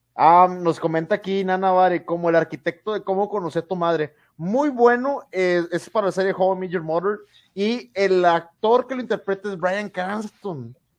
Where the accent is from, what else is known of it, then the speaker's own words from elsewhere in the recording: Mexico; soy mexicano